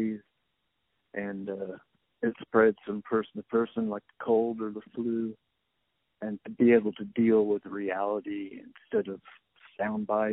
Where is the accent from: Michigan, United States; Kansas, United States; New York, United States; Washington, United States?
Kansas, United States; western; I'm from Kansas, small town in western Kansas.